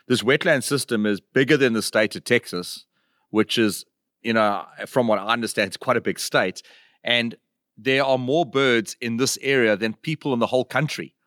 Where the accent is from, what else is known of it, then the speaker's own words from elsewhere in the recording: South Africa; as South Africans, you know, duck hunting is not something that is that big in in our country